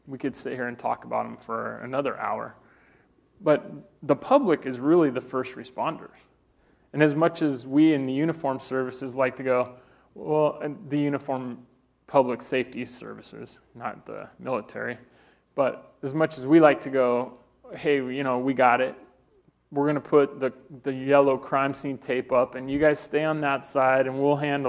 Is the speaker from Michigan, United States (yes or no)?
no; Colorado, United States; I'm from Colorado, I'm a native